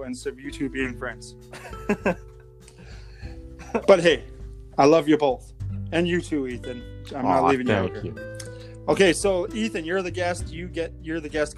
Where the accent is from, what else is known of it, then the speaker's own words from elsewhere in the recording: Alberta, Canada; here in Alberta. We're Canadian